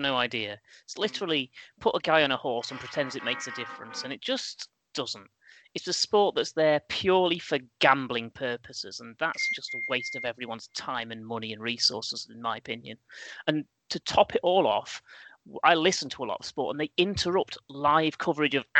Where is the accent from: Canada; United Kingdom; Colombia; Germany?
United Kingdom; England; English sports fan